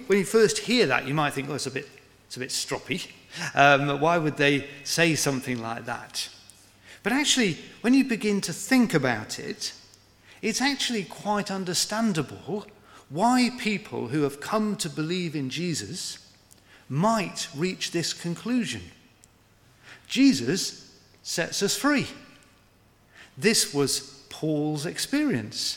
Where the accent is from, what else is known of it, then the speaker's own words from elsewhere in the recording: United Kingdom; we're British